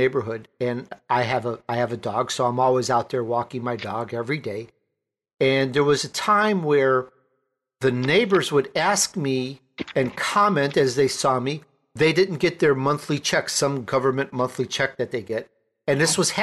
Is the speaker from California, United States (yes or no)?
no; Chicago, Illinois, United States; accent: Chicagoan; I'm Italian, but I grew up in Chicago, so I have that Chicagoan accent